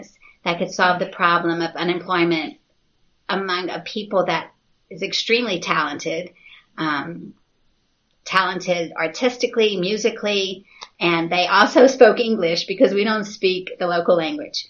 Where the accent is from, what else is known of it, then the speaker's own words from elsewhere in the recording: United States; moved away as an adult; also born or lived in South India; now in Meghalaya, India; I'm actually an American